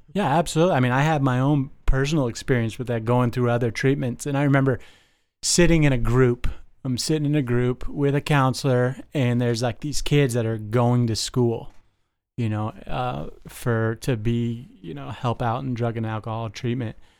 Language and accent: English; Las Vegas, Nevada, United States; moved away; I grew up in Las Vegas